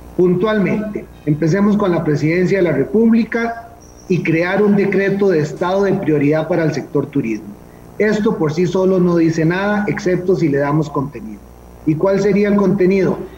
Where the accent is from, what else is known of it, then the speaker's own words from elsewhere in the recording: Costa Rica; como costarricenses